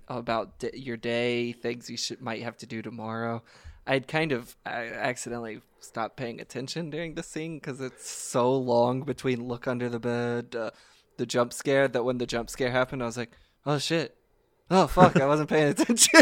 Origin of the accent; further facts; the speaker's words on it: Kentucky, United States; growing up in Kentucky, you go to gr-, your grandparents' house in Meade County